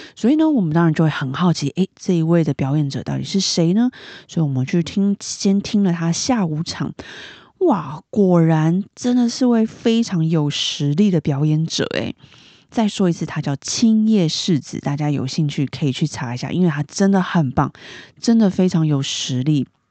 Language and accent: Chinese; Taipei, Taiwan; 我是台北人嘛，我在台北吃到的意面